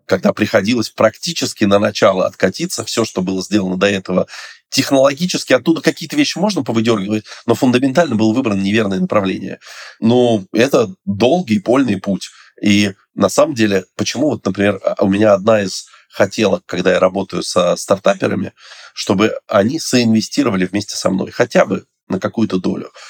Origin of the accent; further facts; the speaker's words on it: Moscow, Russia; я из Москвы